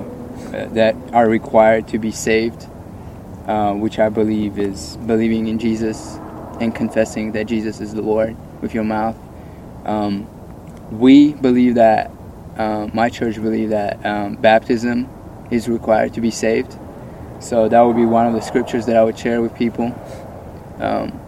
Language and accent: English; Russia; now in Santa Clarita, United States; I'm actually from Russia